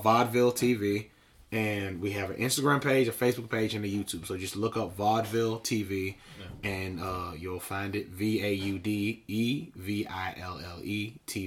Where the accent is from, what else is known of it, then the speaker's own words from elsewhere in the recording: Louisville, Kentucky, United States; I'm from Louisville